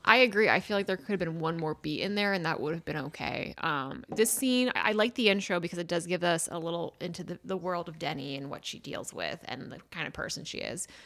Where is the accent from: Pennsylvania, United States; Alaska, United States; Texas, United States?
Pennsylvania, United States; Philadelphia; moved away as an adult; also born or lived in Washington, D.C.; having grown up in Philadelphia and then going to D C for college